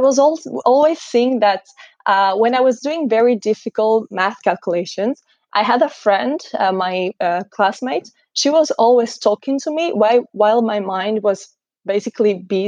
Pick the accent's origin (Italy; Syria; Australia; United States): Italy; moved away as an adult; also born or lived in Scotland; I'm actually from Italy